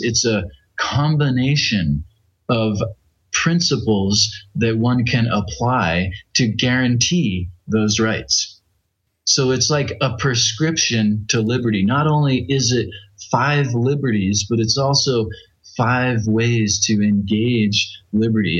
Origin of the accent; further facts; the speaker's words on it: United States; I'm from the United States